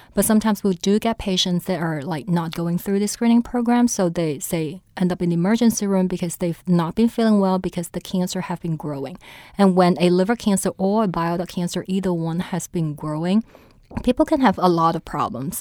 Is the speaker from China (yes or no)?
yes; China; also born or lived in St. Louis; now in New Orleans, United States; I was originally from China